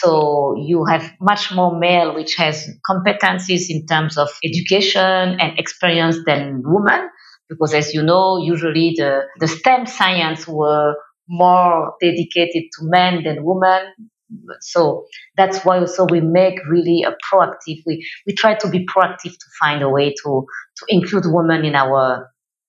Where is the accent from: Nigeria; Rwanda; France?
Rwanda; I'm from Rwanda, as I mentioned. I'm based in Kigali